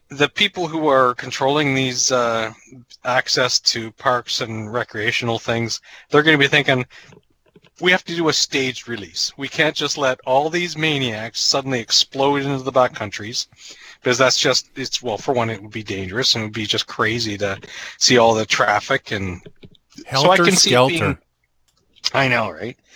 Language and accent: English; New Brunswick, Canada; moved away; I grew up in New Brunswick.